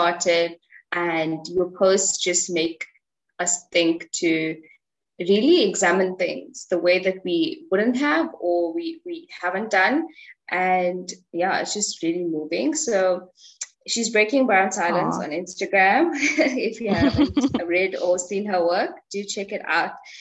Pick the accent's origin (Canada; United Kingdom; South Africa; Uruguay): South Africa; us as South African Indians